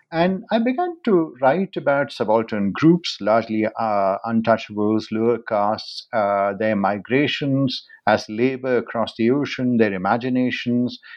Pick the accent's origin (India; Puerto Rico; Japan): India; I was born in India